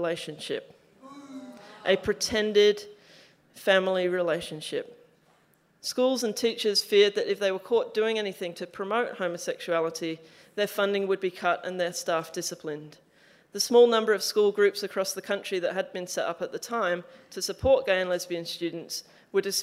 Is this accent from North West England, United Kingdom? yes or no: no; Frome, South West England, United Kingdom; now in Australia; the small town called Froome, where I grew up in Somerset